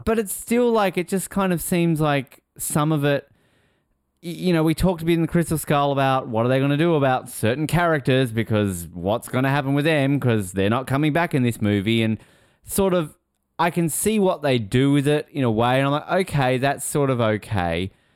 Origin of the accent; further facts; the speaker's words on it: Australia; I'm Australian